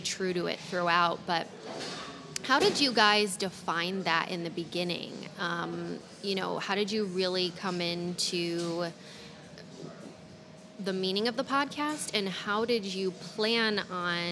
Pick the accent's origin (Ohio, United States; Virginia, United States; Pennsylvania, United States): Ohio, United States; moved away; Growing up in Ohio